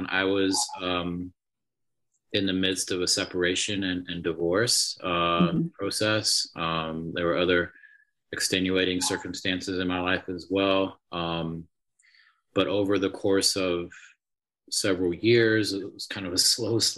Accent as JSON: {"language": "English", "region": "England", "country": "United Kingdom", "tie": "born there", "moved": "yes", "said": "I was born in England, uh, but uh, obviously don't have an accent anymore."}